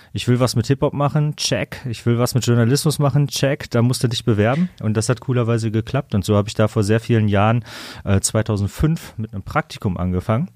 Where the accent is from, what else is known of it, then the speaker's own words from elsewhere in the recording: Kamen, North Rhine-Westphalia, Germany; moved away as an adult; now in Düsseldorf, Germany; ich komme aus Kamen, neben Dortmund